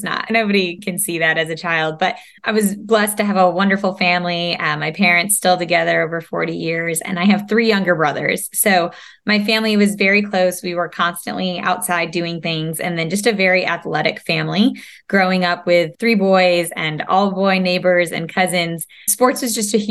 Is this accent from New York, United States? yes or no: yes; upstate New York, United States; also born or lived in Savannah, Georgia; now in North Carolina, United States; Now we're in the South, but upstate New York, way back when